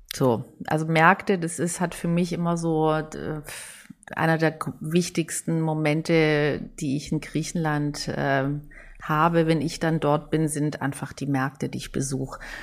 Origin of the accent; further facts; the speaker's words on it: Hamburg, Germany; als Hamburgerin